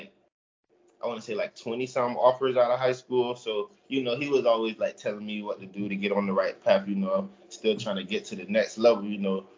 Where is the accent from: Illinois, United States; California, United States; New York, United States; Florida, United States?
Florida, United States; Fort Pierce; growing up in Fort Pierce, you know, a lot of backyard football